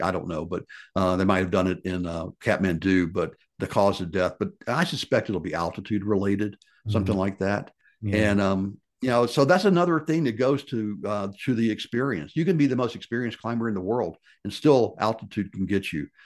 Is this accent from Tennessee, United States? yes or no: yes; Memphis, Tennessee, United States; my life growing up in Memphis, Tennessee